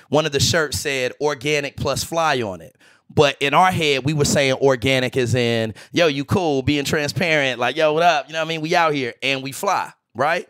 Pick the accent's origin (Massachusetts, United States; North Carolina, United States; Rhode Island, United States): North Carolina, United States; Greensboro; moved away; I'm from Greensboro